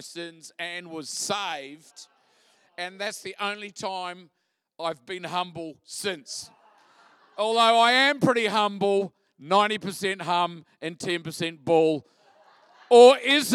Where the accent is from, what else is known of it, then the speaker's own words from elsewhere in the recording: Christchurch, Canterbury, New Zealand; moved away as an adult; now in Australia; I'm originally from Christchurch, home of the Mighty Crusaders.